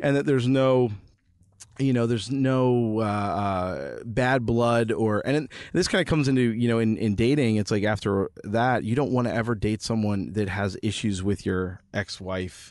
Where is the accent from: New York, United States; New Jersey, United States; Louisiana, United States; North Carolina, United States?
New Jersey, United States; moved away; I'm from Jersey